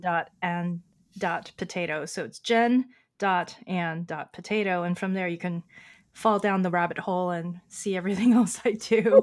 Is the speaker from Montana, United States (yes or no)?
no; Oakland, California, United States; first language Chinese; English is a second language; also born or lived in San Francisco / New York City / Hong Kong; now in West Hollywood, United States; I grew up in Oakland as a, uh, daughter of Chinese immigrants.